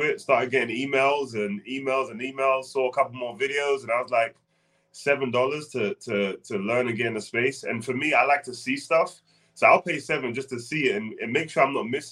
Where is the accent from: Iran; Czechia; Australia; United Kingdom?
United Kingdom; London; now in North Carolina, United States; born and raised in London, played basketball, came over to the States